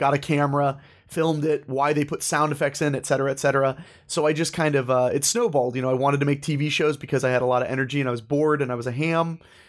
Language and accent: English; Ohio, United States; moved away as an adult; also born or lived in New Hampshire / New Jersey; I was born in Ohio. I spent a little bit of my childhood, a very small amount of my childhood, in New Hampshire. But for the most part, Ohio boy. When I turned 18, I actually moved to New Jersey.